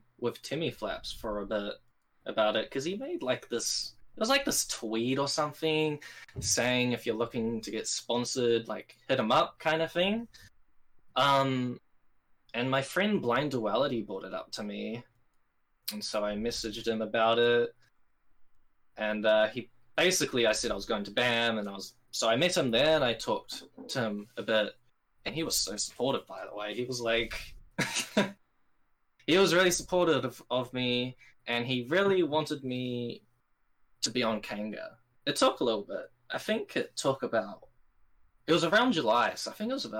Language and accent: English; New Zealand; I'm like, New Zealand.